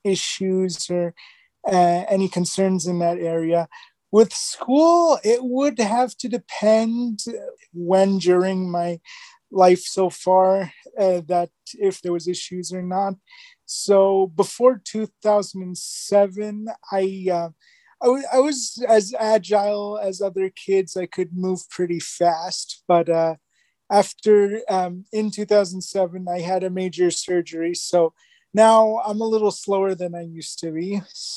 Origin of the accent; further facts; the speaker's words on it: Jordan; now in Canada; We emigrated to Canada from Jordan on November of 1999.